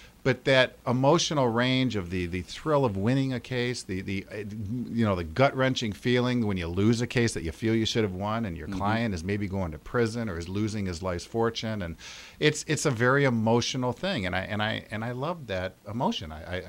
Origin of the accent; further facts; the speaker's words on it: Grand Rapids, Michigan, United States; also born or lived in Detroit; Well, I was actually born in Detroit, but I grew up in Grand Rapids. I've been here since I was like 2 years old or something.